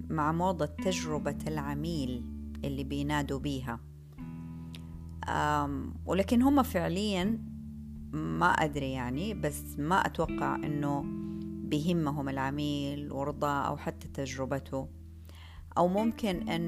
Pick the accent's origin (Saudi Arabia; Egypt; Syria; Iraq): Saudi Arabia; احتياجاتنا إحنا كمجتمع سعودي